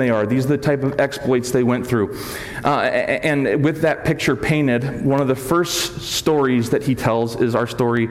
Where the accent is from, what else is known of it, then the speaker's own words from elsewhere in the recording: United States; moved away as an adult; also born or lived in Los Angeles; I grew up in Lake Tahoe